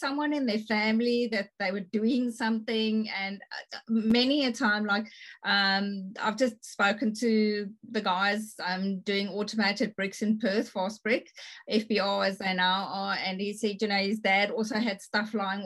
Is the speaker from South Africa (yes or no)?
yes; South Africa; also born or lived in Bunbury, Australia; now in Australia; being a South African myself